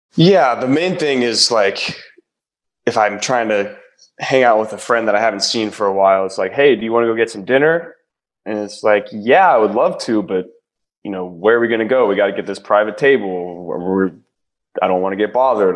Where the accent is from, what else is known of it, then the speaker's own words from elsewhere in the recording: Ohio, United States; I'm from Ohio